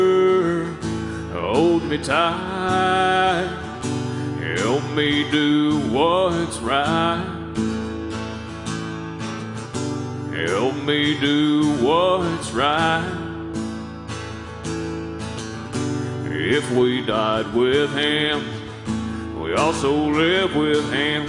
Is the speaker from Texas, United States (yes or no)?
yes; Texas, United States; growing up in Texas, you know, it's not uncommon for there to be pastures everywhere